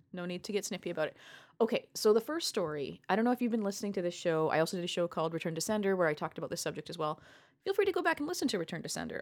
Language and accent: English; Canada; as a Canadian